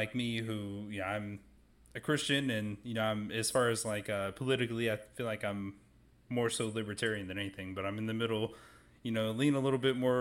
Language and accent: English; Rock Hill, South Carolina, United States; I'm from Rock Hill, South Carolina. It's where I've kind of grown up